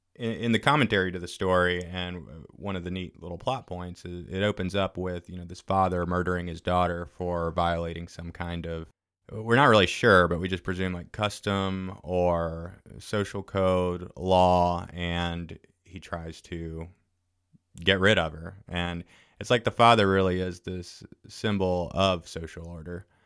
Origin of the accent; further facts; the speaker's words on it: Fairhope, Alabama, United States; moved away; I grew up in Fairhope, moved away for a while.